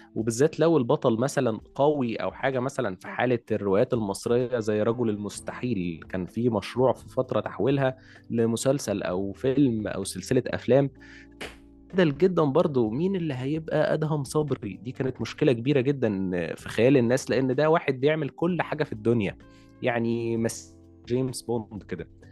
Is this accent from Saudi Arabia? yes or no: no; Egypt; عندنا في مصر